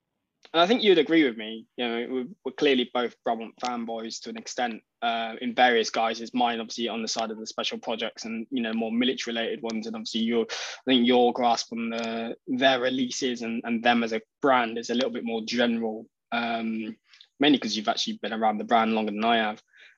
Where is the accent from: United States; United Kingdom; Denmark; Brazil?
United Kingdom; I think EP120, because I'm British.